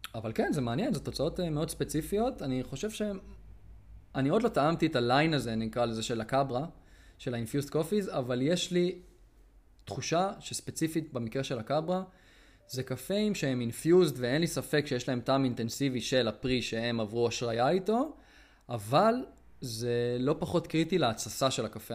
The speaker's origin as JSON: {"language": "Hebrew", "country": "Israel", "said": "אני ישראלי"}